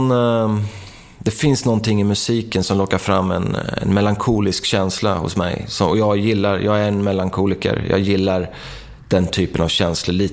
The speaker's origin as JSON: {"language": "Swedish", "town": "Markbacken", "region": "Örebro County", "country": "Sweden", "tie": "born or raised there", "said": "Så, ja, när jag växte upp i Markbacken så var det ju liksom, många av mina polare gillar ju hårdrock"}